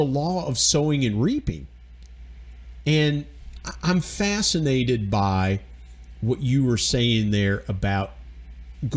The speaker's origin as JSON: {"language": "English", "region": "Georgia", "country": "United States", "also_born_or_lived": "West Virginia", "said": "I'm from Georgia"}